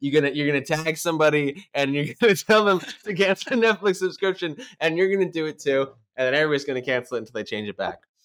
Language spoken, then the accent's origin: English; United States; We're Americans